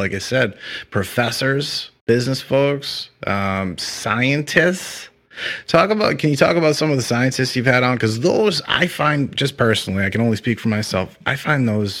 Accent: Stoughton, Massachusetts, United States; now in Florida, United States; Yeah, that's where I'm from. It's where I was born and raised. And that's what I'm proud of. And if you don't know, Stoughton's about 10 to 15 minutes outside of Boston.

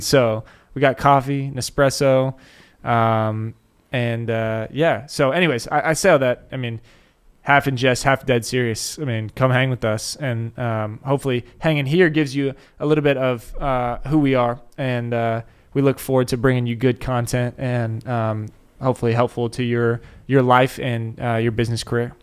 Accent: Dallas, Texas, United States; born and raised in Dallas

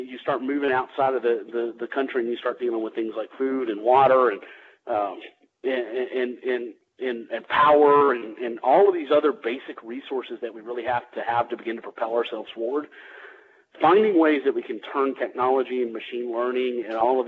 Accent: Louisiana, United States; now in Atlanta, United States; I'm originally from Louisiana

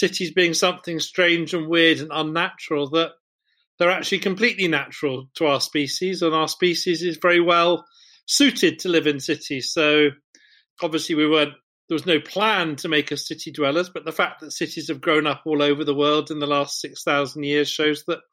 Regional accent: England, United Kingdom; as a English school kid

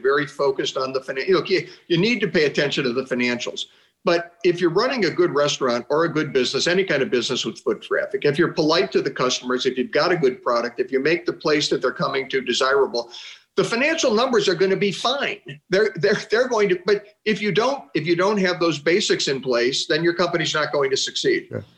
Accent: Chagrin Falls, Ohio, United States; my hometown of Chagrin Falls, Ohio.

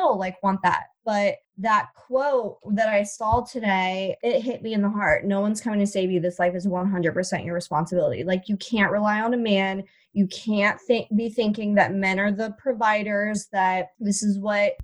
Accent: Ohio, United States; moved away as an adult; also born or lived in Jersey Shore, New Jersey; now in New Jersey, United States; I'm from Ohio, but I am stuck on the Jersey Shore for the next 18 years

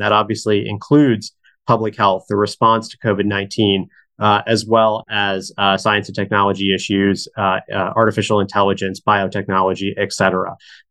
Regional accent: Louisville, Kentucky, United States; moved away; also born or lived in Hong Kong; when I was growing up in Louisville, Kentucky, I was on a neighborhood soccer team for 8 seasons.

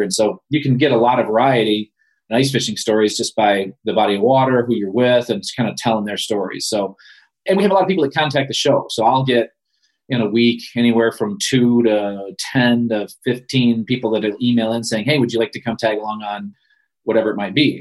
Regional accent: Ludington, Michigan, United States; I grew up in Ludington

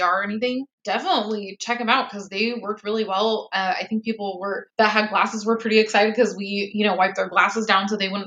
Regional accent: Oregon, United States; We're from Oregon, so we're used to, like, pretty mild weather

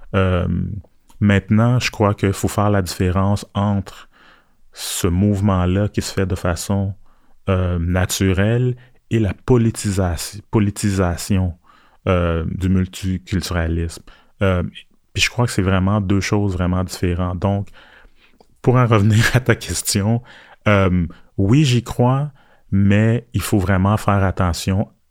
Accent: Montreal, Quebec, Canada; also born or lived in Port-au-Prince, Haiti / Ottawa; j'ai grandi à Montréal

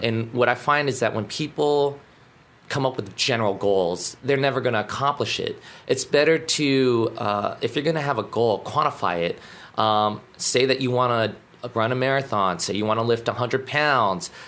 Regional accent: Alaska, United States; moved away as an adult; now in Guam; growing up in Alaska. Um, it's similar like Guam, small community.

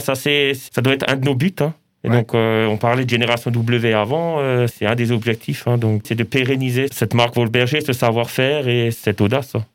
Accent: southern Haut-Rhin, Alsace, Grand Est, France; also born or lived in Colmar; J'ai pas grandi à Colmar, mais plutôt dans le, dans le sud du Haut-Rhin

